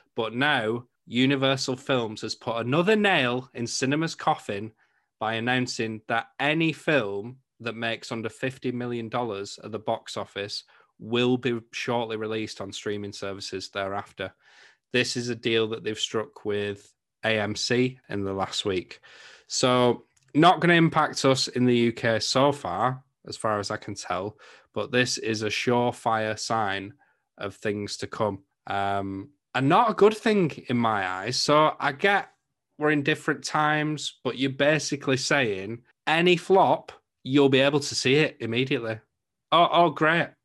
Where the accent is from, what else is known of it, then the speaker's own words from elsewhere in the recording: England, United Kingdom; I'm from England